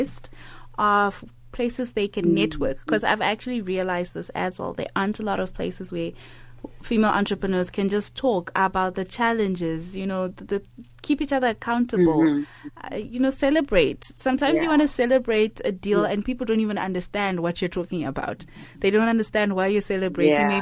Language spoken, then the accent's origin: English; Zimbabwe; moved away; my home country, Zimbabwe